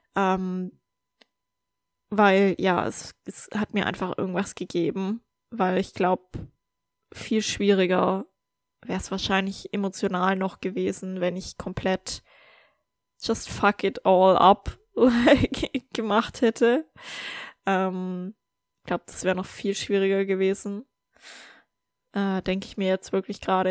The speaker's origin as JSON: {"language": "German", "country": "Germany", "tie": "born or raised there", "moved": "yes", "said": "in meine Heimat zu fahren in Deutschland"}